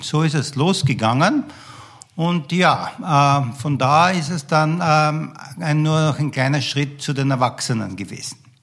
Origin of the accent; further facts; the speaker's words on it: Graz, Styria, Austria; ich bin in äh, Österreich, in Graz aufgewachsen